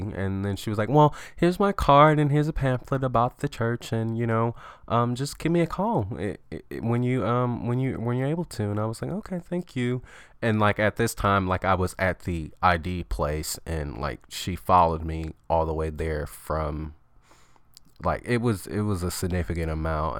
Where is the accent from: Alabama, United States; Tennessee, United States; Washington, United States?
Alabama, United States; moved away; I'm from Alabama